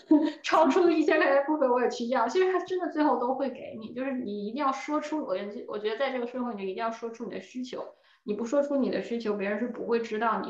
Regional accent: China; moved away as an adult; now in United States; 我们中国人

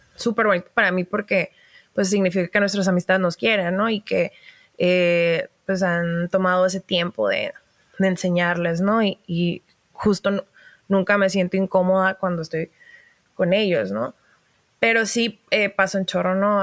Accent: Baja California, Mexico; also born or lived in Mexico City; soy norteña

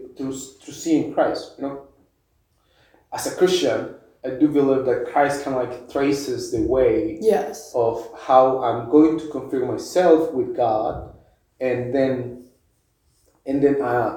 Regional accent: Mexico; moved away; I grew up in Mexico

